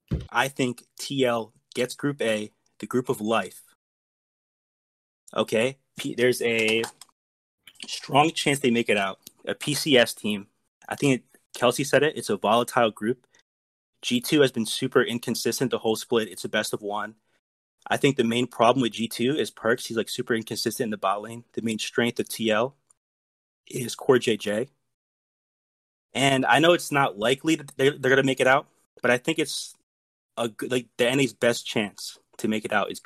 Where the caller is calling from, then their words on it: Atlantic City, New Jersey, United States; Atlantic City, New Jersey.